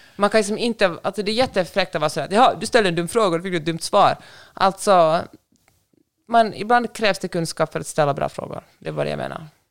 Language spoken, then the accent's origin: Swedish; Finland; also born or lived in Sweden; now in Los Angeles, United States; hemma i Finland